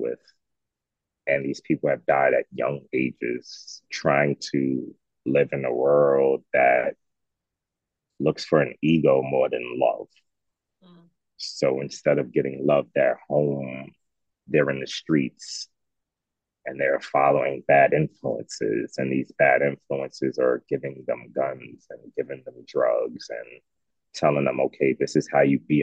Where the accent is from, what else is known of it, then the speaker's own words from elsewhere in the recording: New York City, New York, United States; moved away; as a child, until about 5, 6 years old, I was in Coney Island in Brooklyn, New York